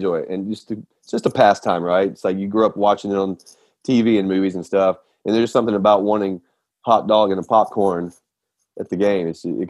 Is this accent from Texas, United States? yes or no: no; Nashville, Tennessee, United States; now in Roswell, United States; So we're from Nashville. Currently live in Atlanta.